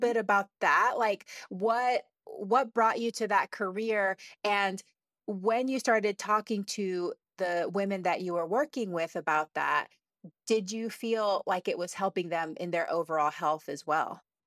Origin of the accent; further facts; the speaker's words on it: Texas, United States; I grew up in Texas